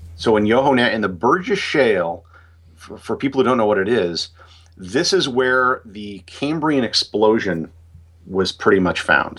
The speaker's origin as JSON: {"language": "English", "country": "United States", "said": "as an American"}